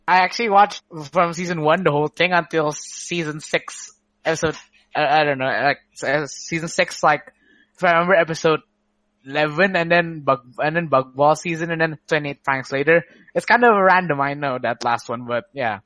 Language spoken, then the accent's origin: English; Surabaya, East Java, Indonesia; I am from the Jatim area of uh, Indonesia, which is not not in Jakarta